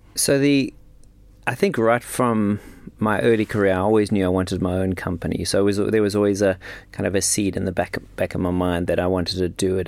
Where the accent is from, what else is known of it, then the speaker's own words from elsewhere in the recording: South Africa; moved away as an adult; also born or lived in London / Switzerland / New York; I'm from South Africa. Grew up, grew up in South Africa.